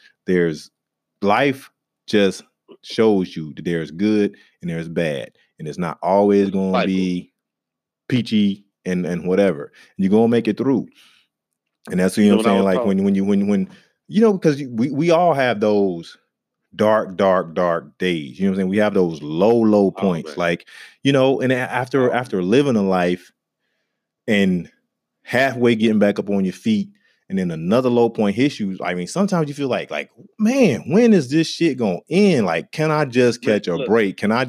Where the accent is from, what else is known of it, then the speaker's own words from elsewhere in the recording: the South, United States; for me growing up in the South, and you know, I went out walking through the woods and just being in touch with nature a lot